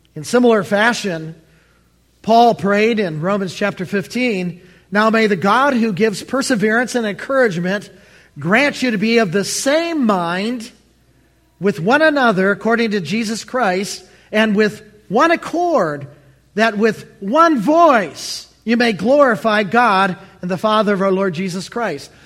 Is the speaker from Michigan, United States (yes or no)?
yes; Allen Park, Michigan, United States; moved away as an adult; now in Baltimore, United States; I'm from the Motor City